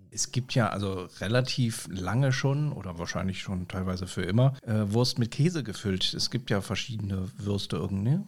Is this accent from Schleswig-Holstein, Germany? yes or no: no; Bonn, North Rhine-Westphalia, Germany; als Lokalpatriot, als gebürtiger Bonner